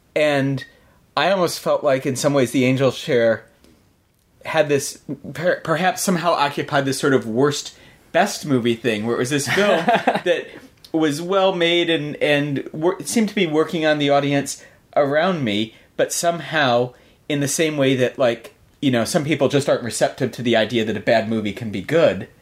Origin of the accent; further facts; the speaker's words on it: United States; as an American